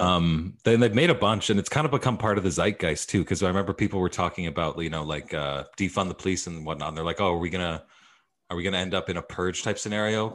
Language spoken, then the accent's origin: English; Edmonton, Alberta, Canada; growing up in Edmonton, there's a big theater community there